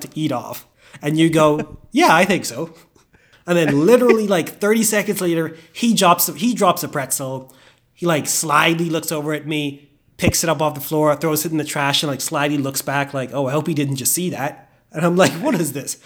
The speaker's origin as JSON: {"language": "English", "country": "Bahamas", "tie": "born or raised there", "also_born_or_lived": "Indiana", "moved": "as an adult", "said": "I grew up in the Bahamas"}